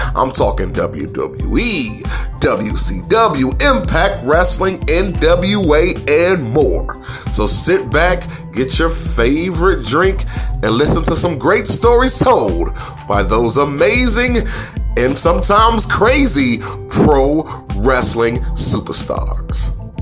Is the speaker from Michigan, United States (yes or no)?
yes; Michigan, United States; I'm from Michigan